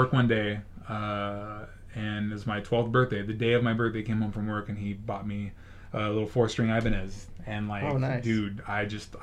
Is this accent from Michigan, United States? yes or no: no; Tracy, California, United States; I was actually already in Tracy, because I was living in Southern California at the time. And then we moved over here when I was, like, in fourth grade.